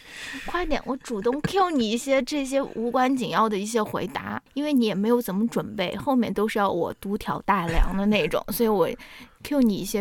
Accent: China; now in United States; 我们是中国人

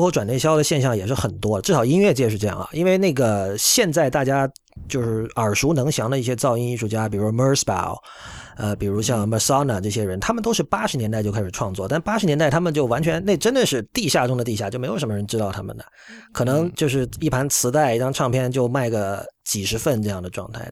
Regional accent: China; also born or lived in United States; now in Japan; 我作为一个中国人

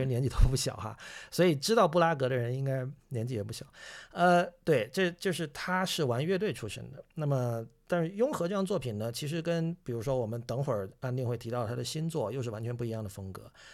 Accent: China; 我是中国人

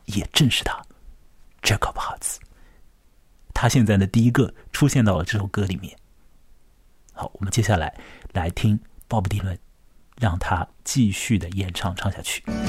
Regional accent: Chongming Island, Shanghai, China; 在我的老家，在长江尽头的崇明岛

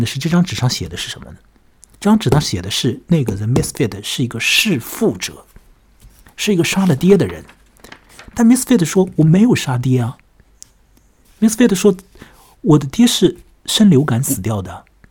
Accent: China; 我们中国人有一句话叫做临时抱佛脚嘛

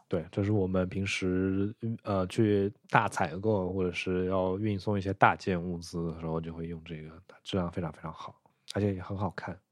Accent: southern China, China; 因为我是一个南方人，很少去北方

